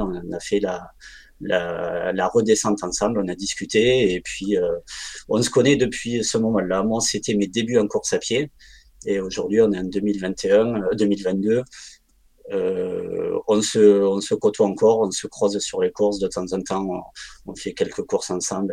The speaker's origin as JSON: {"language": "French", "area": "Ariège", "region": "Occitania", "country": "France", "tie": "born or raised there", "moved": "as an adult", "lives_now": "Voiron, France", "said": "j'habite à Voiron, j'ai grandi, j'ai grandi en Ariège"}